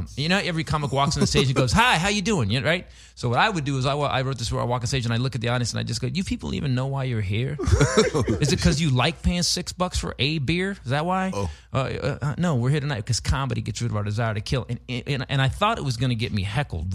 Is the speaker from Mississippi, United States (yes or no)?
no; Northern California, United States; Born and raised in Northern California